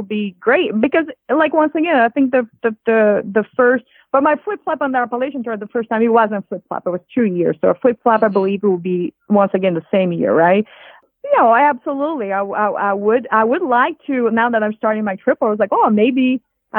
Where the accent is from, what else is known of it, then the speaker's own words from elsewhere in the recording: Rio de Janeiro, Brazil; English is a second language; moved away as an adult; also born or lived in Boston, United States; now in United States; I grew up in Rio de Janeiro